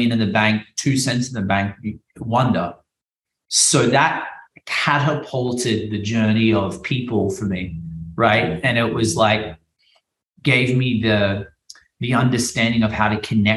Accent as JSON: {"language": "English", "country": "Australia", "moved": "yes", "lives_now": "Miami, United States", "said": "I'm an Australian guy that did magic. You know, I live in Miami."}